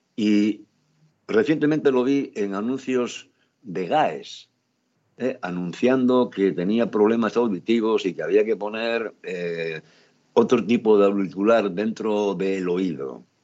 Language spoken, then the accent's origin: Spanish; San Martín del Rey Aurelio, Asturias, Spain; yo soy de San Martín, del rey Aurelio